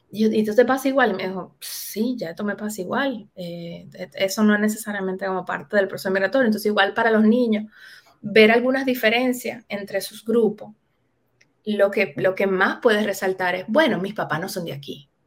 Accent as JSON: {"language": "Spanish", "region": "Cibao", "country": "Dominican Republic", "tie": "born or raised there", "said": "yo sí crecí en un barrio en Dominicana, yo, crecí como muy eh, metida en la cultura del Cibao"}